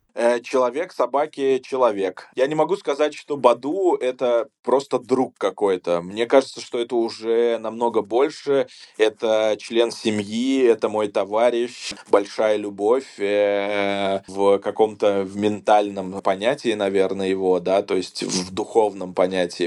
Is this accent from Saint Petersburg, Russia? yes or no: no; Saratov, Saratov Oblast, Russia; moved away; я сам из Саратова